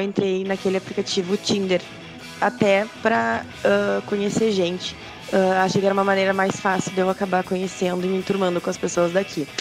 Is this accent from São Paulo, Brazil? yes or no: no; Rio Grande do Sul, Brazil; moved away as an adult; now in Portugal; Eu falei que eu era brasileira, que eu sou do Rio Grande do Sul